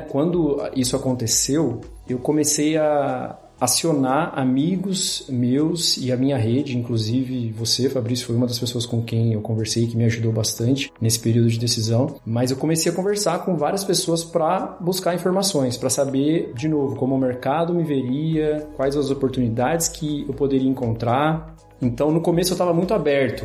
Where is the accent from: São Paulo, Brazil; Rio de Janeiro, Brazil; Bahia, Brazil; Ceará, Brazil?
São Paulo, Brazil; Mogi Guaçu; moved away as an adult; also born or lived in Batatais, São Paulo / Campinas; now in Berlin, Germany; Eu nasci em Batatais, interior de São Paulo, mas eu cresci em Mogi Guaçu